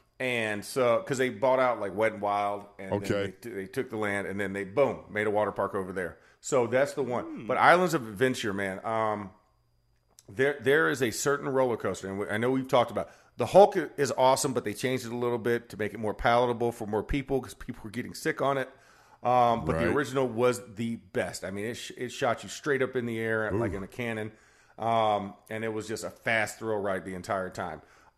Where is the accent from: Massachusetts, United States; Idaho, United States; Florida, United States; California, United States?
Florida, United States; Orlando; I'm from Orlando